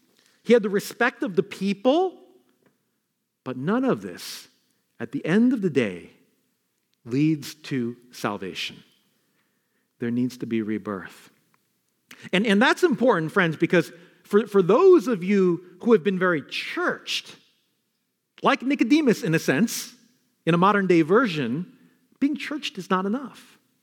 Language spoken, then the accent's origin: English; Queens, New York, United States; also born or lived in Bronx, New York; because I was born in the Bronx, I grew up in Queens, and I could talk like this all day.